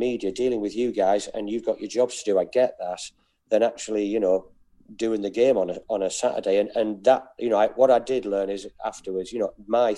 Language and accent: English; Billingham, North East England, United Kingdom; I'm from Billingham, which is just north of the Tees from Middlesbrough